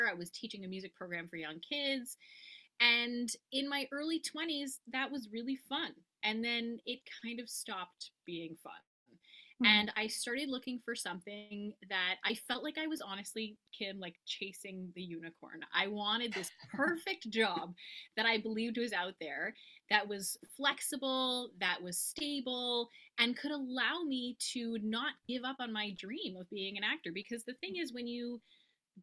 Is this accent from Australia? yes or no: no; Montreal, Quebec, Canada; now in Napanee, Canada; I'm originally from Montreal, Quebec in Canada. And now I'm actually living in another province in Canada in a little town called Napanee, Ontario